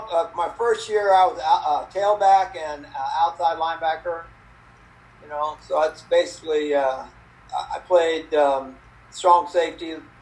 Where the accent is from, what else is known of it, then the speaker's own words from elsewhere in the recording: South San Francisco, California, United States; So I grew up in South San Francisco, which is a suburb of San Francisco. And we kind of lived in the fog most of the time. It was very, very foggy in our area.